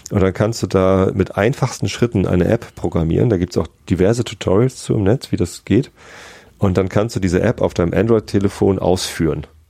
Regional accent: Hamburg, Germany; Ich als Hamburger

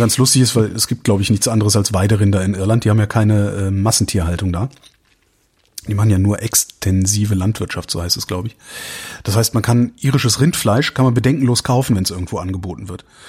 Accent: Cologne, North Rhine-Westphalia, Germany; now in Berlin, Germany; ich komme aus, aus Köln

